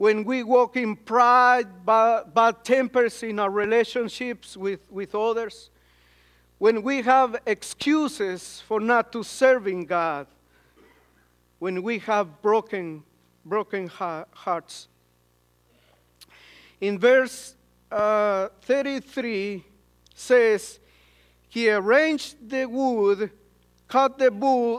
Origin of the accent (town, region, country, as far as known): Guatemala